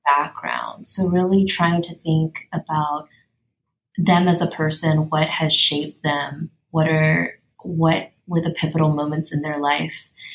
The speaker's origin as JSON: {"language": "English", "town": "Los Angeles", "region": "California", "country": "United States", "tie": "born or raised there", "said": "I actually grew up in Silver Lake, and my family has been there for four generations"}